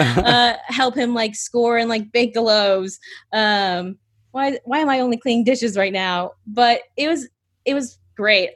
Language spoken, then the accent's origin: English; North Georgia, United States; also born or lived in Atlanta, Georgia; I grew up in North Georgia